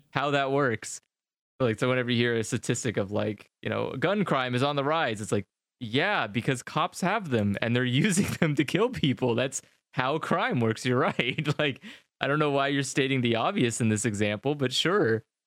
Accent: United States; moved away; as an American

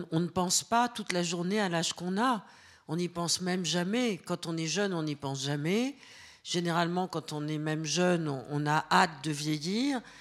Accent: Caen, Normandy, France; born there; Et l'autre mois, je le passais chez ma grand-mère maternelle en Normandie, là où je suis née, à Caen.

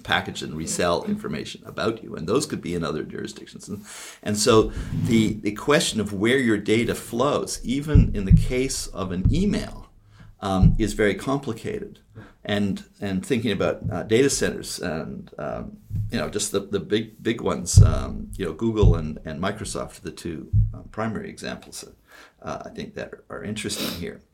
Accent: Canada; also born or lived in Toronto; I'm from Canada

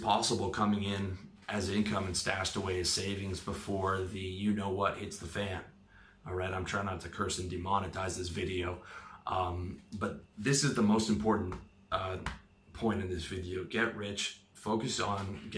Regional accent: Canada; now in Thailand; My home country of Canada

